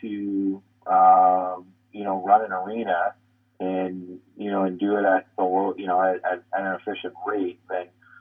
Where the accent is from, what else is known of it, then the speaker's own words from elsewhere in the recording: St. Catharines, Ontario, Canada; moved away; I come from St. Catharines